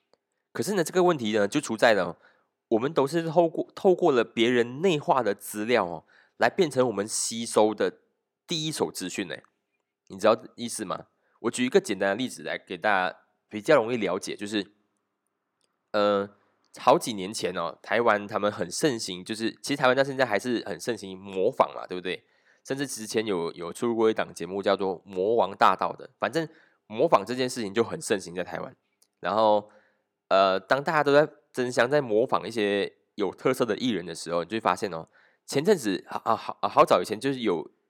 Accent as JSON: {"language": "Chinese", "country": "Malaysia", "said": "我们讲，我们马来西亚人都是一群不读书的人"}